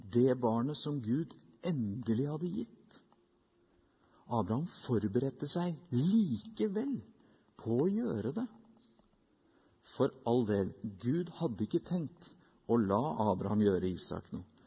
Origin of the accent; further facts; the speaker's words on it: Norway; Som nordmenn i 2019